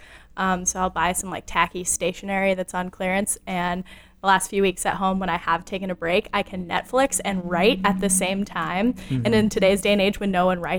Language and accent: English; California, United States; moved away as an adult; staying in my home state, I'm from California originally